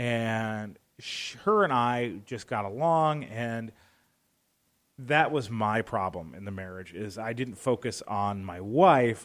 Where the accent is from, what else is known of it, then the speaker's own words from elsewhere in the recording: Arizona, United States; also born or lived in Hammond, Indiana; I was about five years old when they officially separated, and instead of going to live with one or the other, uh, my sister and I, we were sent to beautiful Arizona to live with my grandparents